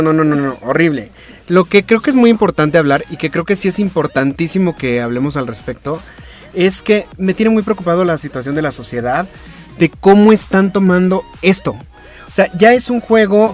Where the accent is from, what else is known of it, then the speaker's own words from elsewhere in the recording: Mexico; A mí como mexicano